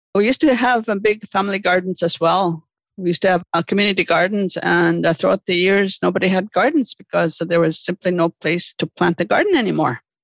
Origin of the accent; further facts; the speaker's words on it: Lake St. Martin, Manitoba, Canada; Growing up in Lake St. Martin, uh, what I recall was the abundance of livelihoods on the land, the living off the land.